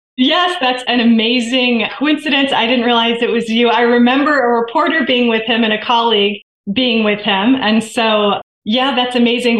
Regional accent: Vermont, United States; moved away as an adult; also born or lived in Virginia; I grew up in Vermont

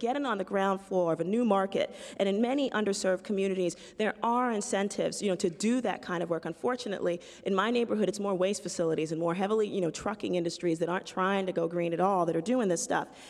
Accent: New York City, New York, United States; I'm from the South Bronx, and it's a poor community of color

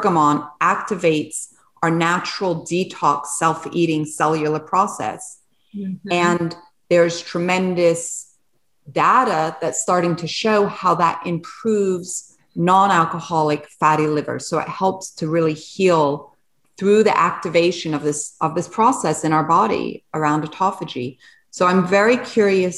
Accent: Switzerland; moved away; also born or lived in England / France; I was born in Switzerland

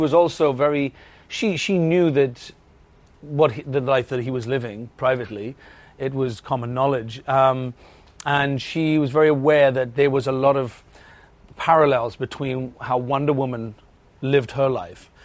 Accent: Wales, United Kingdom; accent: Welsh; There's not many of us Welsh people

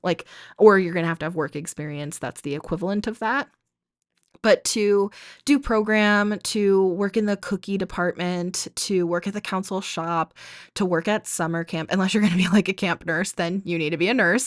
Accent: New England, United States; now in Arizona, United States; I grew up in New England and now I live in Arizona

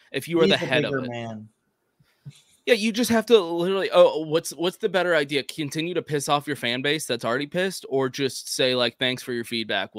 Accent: Texas, United States; I'm from Texas.

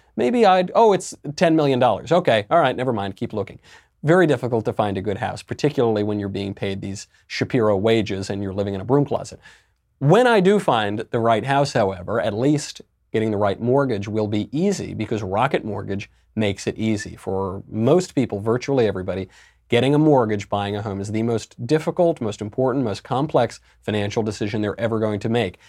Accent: New York, United States; I'm a New Yorker pretty much my whole life

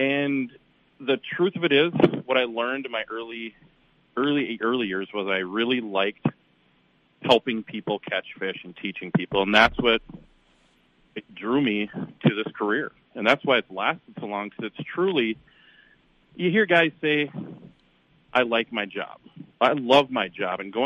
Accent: Chisago City, Minnesota, United States; moved away as an adult; now in Garrison, United States; Growing up in Chisago, and then my grandparents had a place

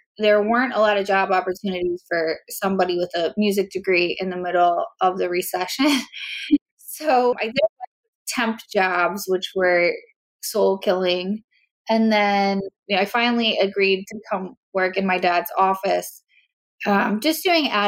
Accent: Philadelphia, Pennsylvania, United States; also born or lived in Mexico / Italy / Spain; I grew up in Philadelphia area. I was born here in Philadelphia and grew up in the suburbs

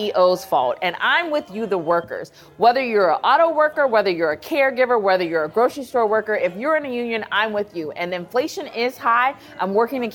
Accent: Ohio, United States; my home state of Ohio

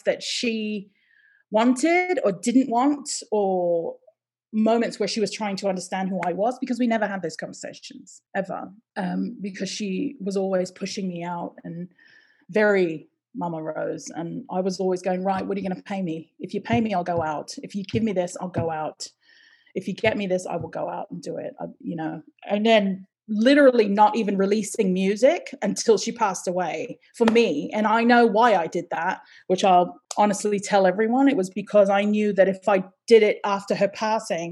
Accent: United States; accent: American; also born or lived in Hawaii; I was born and raised in America, but my blood is this and my blood is this.

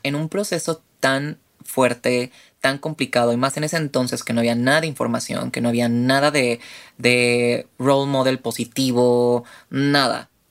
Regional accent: Mexico City, Mexico; tengo 28 años, soy de la Ciudad de México

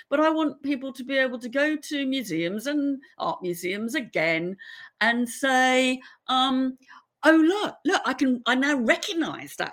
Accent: England, United Kingdom; we all were growing up in England

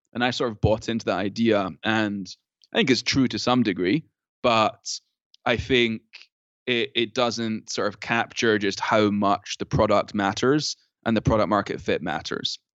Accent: Scotland, United Kingdom; now in United States; I'm from Scotland

